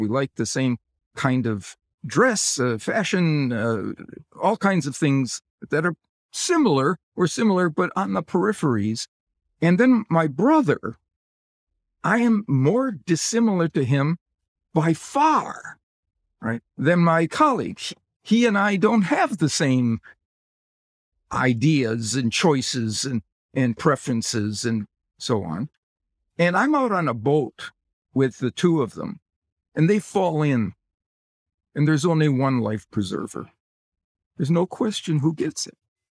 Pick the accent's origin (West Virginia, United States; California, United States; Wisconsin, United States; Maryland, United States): Wisconsin, United States; I grew up in Wisconsin, and the NFL team associated with Wisconsin is the Green Bay Packers.